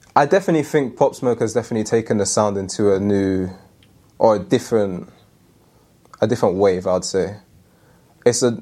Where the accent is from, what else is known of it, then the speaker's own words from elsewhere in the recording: London, United Kingdom; moved away as an adult; now in Manchester, United Kingdom; I'm born and raised in London